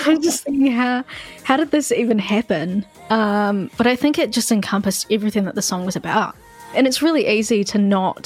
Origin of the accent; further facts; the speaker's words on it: Christchurch, Canterbury, New Zealand; I really enjoyed growing up in Christchurch, and Christchurch as a whole is a lot more of a calm vibe